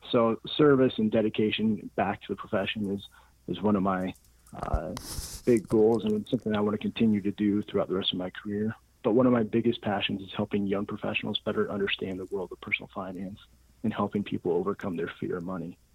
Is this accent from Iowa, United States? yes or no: yes; Norwalk, Iowa, United States; also born or lived in Denver, Colorado; So I was born in Denver, Colorado, but raised in Norwalk, Iowa, a suburb of Des Moines, Iowa, and ended up attending the University of Iowa for business and finance.